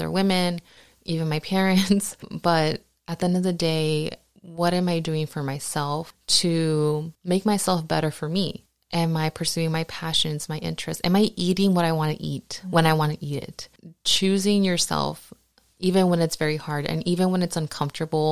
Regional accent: Huntington Park, California, United States; also born or lived in Downey; I grew up in Southeast LA, Huntington Park, and in Downey

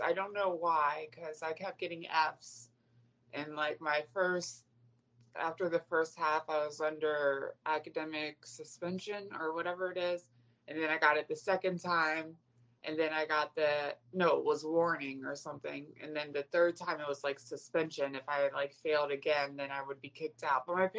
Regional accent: Virginia, United States; In Virginia.

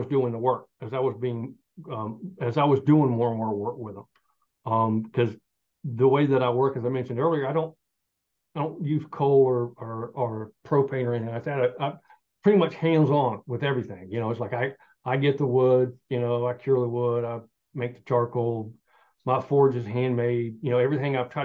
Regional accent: Southern Appalachia, United States; I'm Southern Appalachian. And growing up, everybody had a little smithy

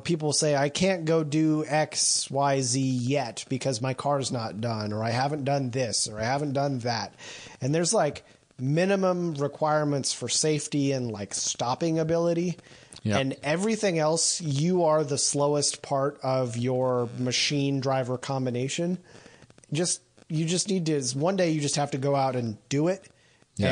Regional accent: Indiana, United States; my hometown in Indiana

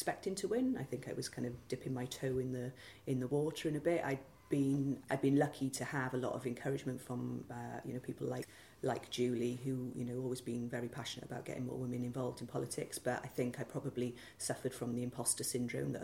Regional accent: Cardiff, Wales, United Kingdom; I'm from Ely, originally. Brought up in Ely in the early 80s, lived there until I went to university in Cardiff

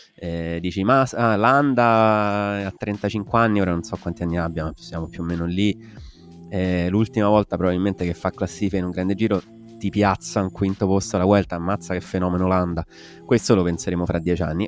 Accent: Southern Italy, Italy; noi qui giù, noi terroni al sud

